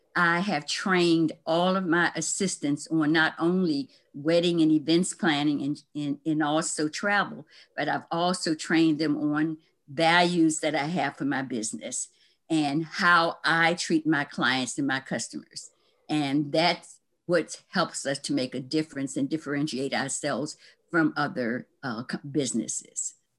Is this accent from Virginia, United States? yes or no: yes; Lynchburg, Virginia, United States; moved away; my hometown, Lynchburg, Virginia